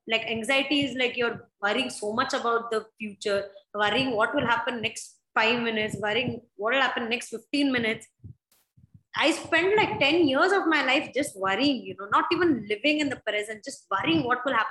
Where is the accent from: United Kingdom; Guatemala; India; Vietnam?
India; Mangalore, Karnataka; also born or lived in Bangalore; I am from Mangalore, and Mangalore is a very small city where everybody knows everyone.